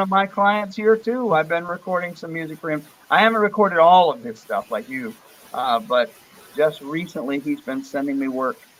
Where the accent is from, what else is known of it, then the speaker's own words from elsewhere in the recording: Vero Beach, Florida, United States; also born or lived in Fort Pierce, Florida / New Port Richey, Florida; I'm from uh, Fort Pierce, Florida. That's where I was born, yeah. but I grew up in a, in Vero Beach, Florida